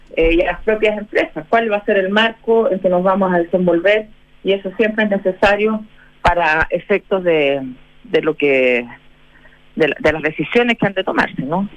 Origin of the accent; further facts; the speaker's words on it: Chile; como chilenos